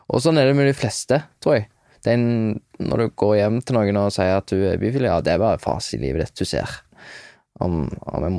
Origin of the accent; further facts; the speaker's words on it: Hjelmeland, Rogaland, Norway; Der jeg er ifra, det er en veldig sånn, liten plass, Hjelmeland. Og da var jeg, da, da var jeg en, en, del av en guttegjeng som var litt sånn